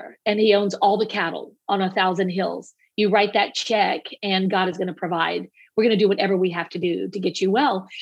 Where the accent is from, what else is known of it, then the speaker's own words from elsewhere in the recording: Cajun, Louisiana, United States; as a Cajun